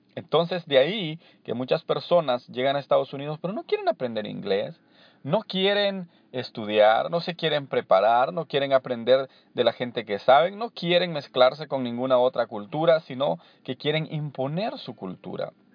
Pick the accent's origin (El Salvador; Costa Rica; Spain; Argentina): El Salvador; moved away as an adult; now in Anaheim, United States; Soy eh, originario de El Salvador. Eh, me vine acá a los 25 años